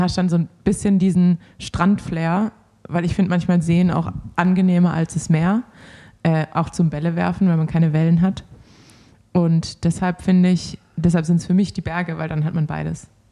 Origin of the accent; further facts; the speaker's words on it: Swabia, Germany; als Schwabe